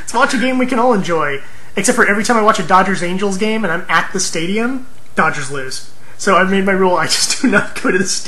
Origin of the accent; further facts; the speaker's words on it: California, United States; moved away as an adult; I'm from California